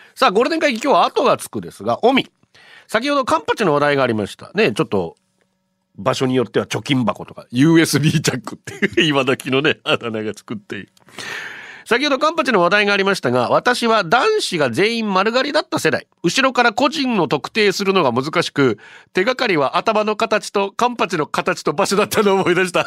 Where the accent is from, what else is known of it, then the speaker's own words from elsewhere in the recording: Ganeko, Okinawa, Japan; ガネコ出身